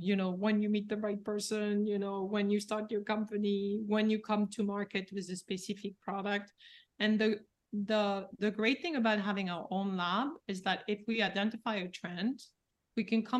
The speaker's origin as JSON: {"language": "English", "town": "Paris", "region": "Île-de-France", "country": "France", "said": "Yeah, I'm from Paris."}